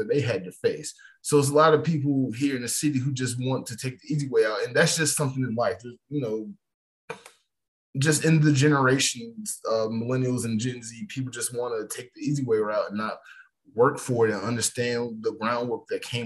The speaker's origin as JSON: {"language": "English", "town": "Atlanta", "region": "Georgia", "country": "United States", "said": "I'm from Atlanta, and Atlanta's like a completely different universe that is the state of Georgia"}